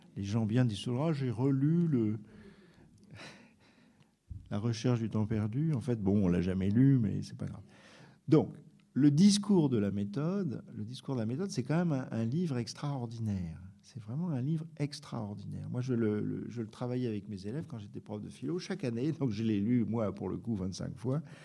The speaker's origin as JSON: {"language": "French", "country": "France", "said": "on est français"}